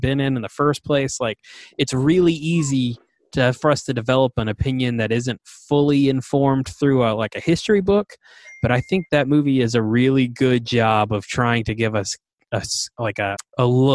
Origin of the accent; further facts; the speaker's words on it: the South, United States; growing up in the South